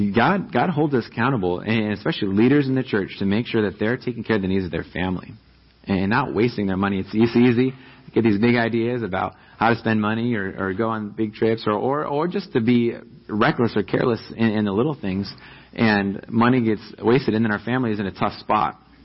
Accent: New York, United States; now in Riverside, United States; I'm from New York and I grew up

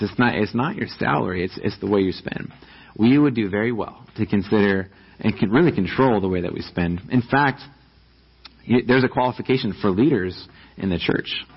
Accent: New York, United States; now in Riverside, United States; I'm from New York and I grew up

